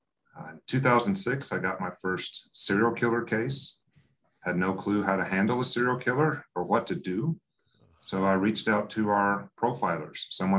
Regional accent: West Texas, United States; also born or lived in Colorado; I grew up in West Texas, although I was born in Colorado.

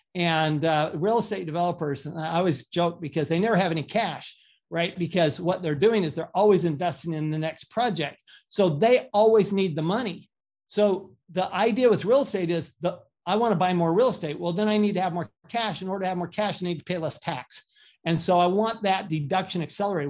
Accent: Salt Lake City, Utah, United States; also born or lived in Paris, France / Austin, Texas; I grew up in Salt Lake City, Utah, a good Mormon boy

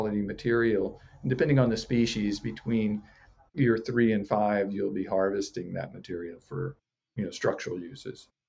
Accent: Florida, United States; moved away as an adult; now in Hawaii, United States; I'm from Florida originally, and I studied in Gainesville, University of Florida there.

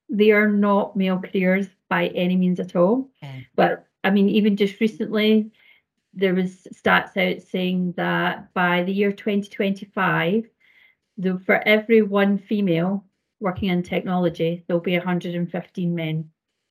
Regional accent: Scotland, United Kingdom; accent: Scottish; I'm Scotland, as you can hear. Scottish, you can hear from my accent

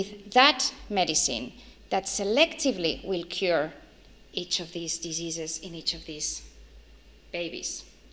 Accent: Madrid, Community of Madrid, Spain; moved away as an adult; now in Australia; I come from Spain, a country in Europe, and from Spain, right in the center of Spain, Madrid.

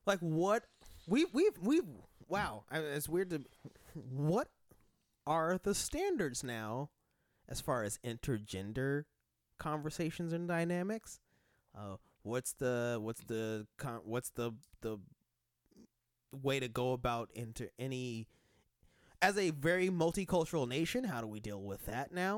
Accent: Denver, Colorado, United States; I'm from Denver

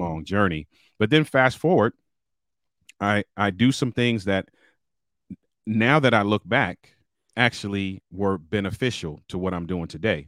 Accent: Baltimore, Maryland, United States; I'm a city kid, born and raised in Baltimore, Maryland

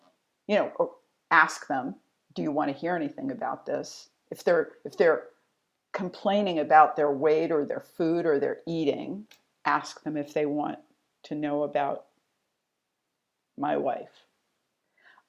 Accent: DC suburbs, Maryland, United States; I grew up in Maryland in the DC suburbs

